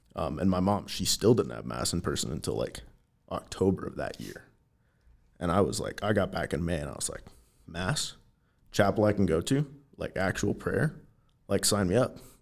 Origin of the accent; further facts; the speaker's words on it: Everett, Washington, United States; moved away as an adult; now in Helena, United States; I'm from Western Washington, from a town called Everett, which is just a little bit north of Seattle